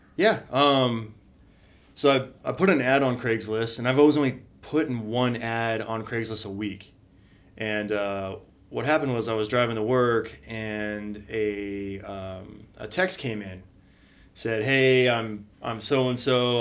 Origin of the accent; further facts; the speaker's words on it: Redlands, California, United States; now in Spokane, United States; I grew up in a a small city, Redlands, California, down in uh, down about forty five minutes east of L.A.